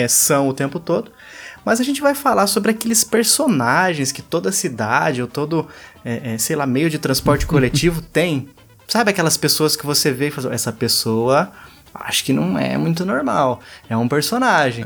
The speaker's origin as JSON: {"language": "Portuguese", "town": "Pindamonhangaba", "region": "São Paulo", "country": "Brazil", "tie": "born or raised there", "said": "isso aqui é de Pindamonhangaba, minha cidade natal. Também interior de São Paulo"}